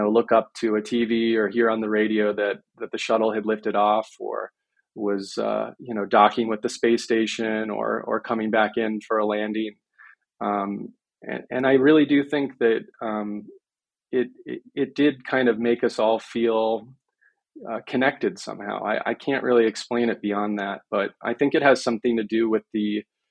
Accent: Miami, Florida, United States; I grew up in Miami

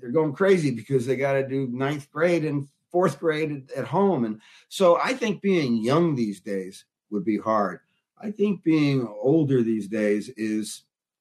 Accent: Newark, New Jersey, United States; I grew up in Newark, New Jersey

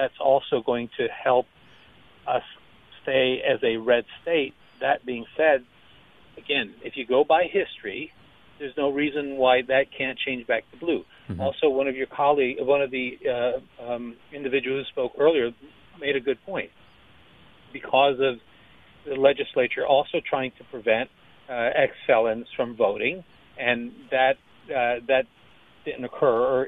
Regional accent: Miami, Florida, United States; now in Orlando, United States; I'm originally from Miami. I now live in Orlando. I'm a born and raised Floridian

